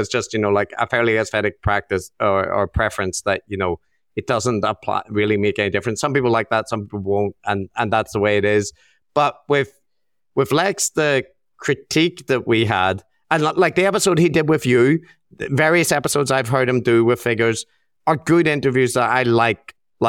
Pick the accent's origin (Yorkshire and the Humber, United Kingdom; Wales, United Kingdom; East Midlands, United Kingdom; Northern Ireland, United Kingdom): Northern Ireland, United Kingdom; yeah, I grew up in Northern Ireland where we have the NHS.